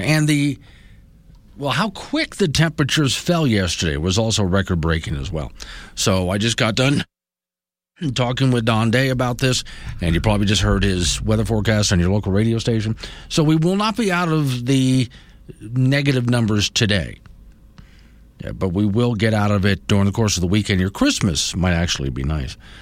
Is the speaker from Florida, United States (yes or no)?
yes; Florida, United States; moved away; I grew up in Florida